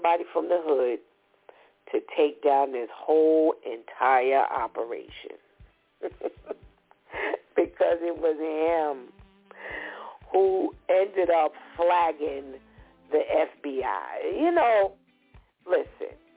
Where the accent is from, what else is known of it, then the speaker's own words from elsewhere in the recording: New York City, New York, United States; I'm from the Bronx